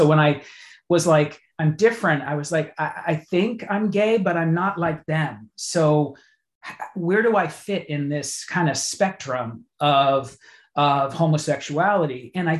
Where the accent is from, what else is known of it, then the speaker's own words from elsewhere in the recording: Massachusetts, United States; In Massachusetts.